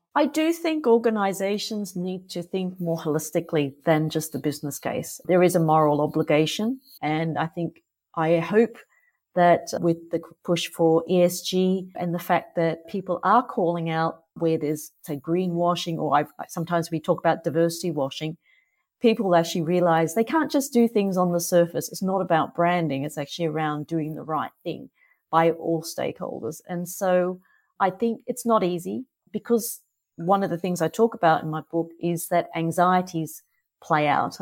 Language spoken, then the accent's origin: English; Australia; accent: Australian; moved away as an adult; also born or lived in Singapore; I'm Australian, so you can probably hear that from my accent